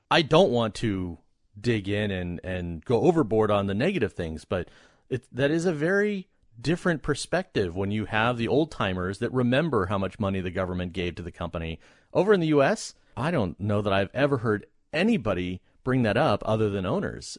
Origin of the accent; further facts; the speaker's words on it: United States; being American